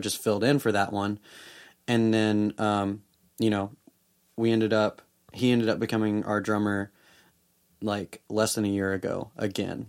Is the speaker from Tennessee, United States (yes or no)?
yes; Memphis, Tennessee, United States; now in Nashville, United States; I grew up in Memphis